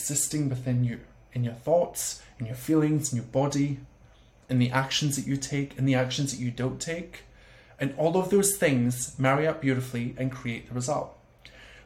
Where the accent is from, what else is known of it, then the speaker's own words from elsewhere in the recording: Scotland, United Kingdom; accent: Scottish; my Scottish accent